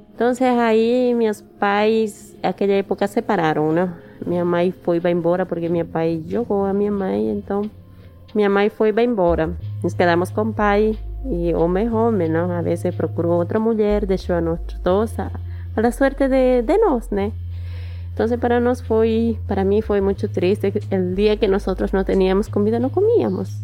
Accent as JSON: {"language": "Portuguese", "region": "Oruro", "country": "Bolivia", "also_born_or_lived": "Challapata, Bolivia", "second_language": "Portuguese", "moved": "as an adult", "lives_now": "Brazil", "said": "Eu sou de Oruro e nasci em Chayapata."}